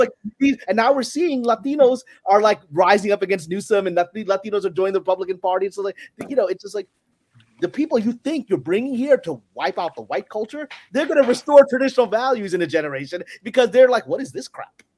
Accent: New York City, New York, United States; also born or lived in Pakistan; Because I was born in Pakistan. I came to here, Brooklyn, New York, when I was three years old

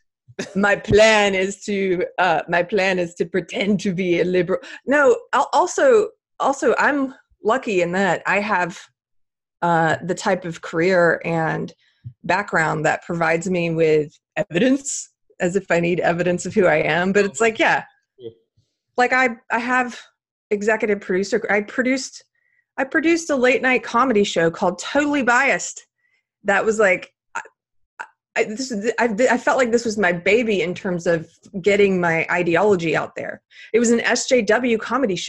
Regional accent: South Carolina, United States; my home state of South Carolina

